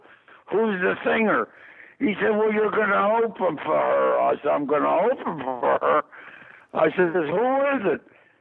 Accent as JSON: {"language": "English", "town": "Pittsburgh", "region": "Pennsylvania", "country": "United States", "tie": "born or raised there", "said": "Well, I'm from Pittsburgh, Pennsylvania"}